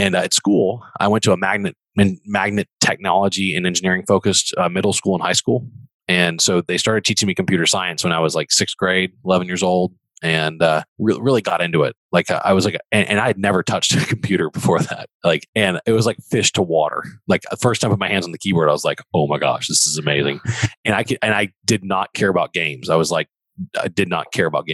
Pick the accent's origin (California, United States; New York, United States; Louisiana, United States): Louisiana, United States; Baton Rouge; moved away as an adult; also born or lived in Texas; I am from Baton Rouge